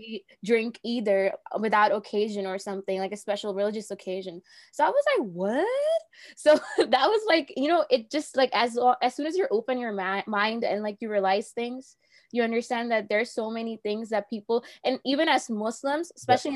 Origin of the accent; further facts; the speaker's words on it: New Jersey, United States; I'm from New Jersey